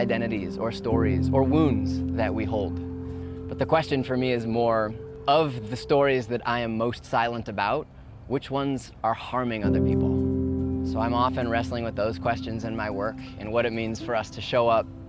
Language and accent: English; Midwest, United States; now in Brooklyn, United States; I grew up in the Midwest, and I am based in Brooklyn, New York